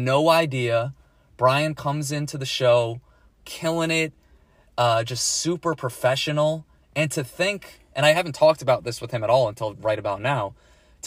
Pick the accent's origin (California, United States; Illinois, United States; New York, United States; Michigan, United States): New York, United States; Long Island; moved away as an adult; now in Florida, United States; I'm from New York. I'm from Long Island specifically. So I moved to Florida in April of 2021